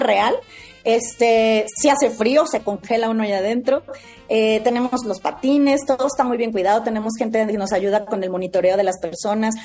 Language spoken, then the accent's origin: Spanish; Mexico; como lo somos los mexicanos